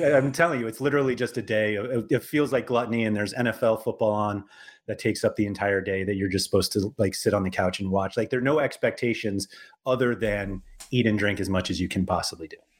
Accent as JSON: {"language": "English", "region": "New York", "country": "United States", "said": "I'm from New York"}